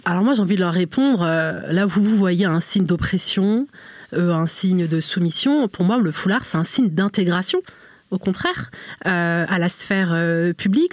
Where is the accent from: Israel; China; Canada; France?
France; Normandy; je suis née, j'ai grandi en fait en Normandie